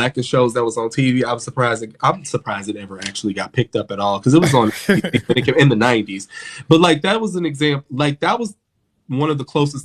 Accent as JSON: {"language": "English", "town": "Chicago", "region": "Illinois", "country": "United States", "said": "I'm from Chicago."}